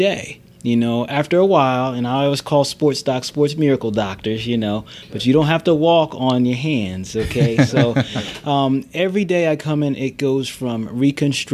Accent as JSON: {"language": "English", "area": "near Philadelphia", "region": "Pennsylvania", "country": "United States", "tie": "born or raised there", "said": "I grew up near Philadelphia."}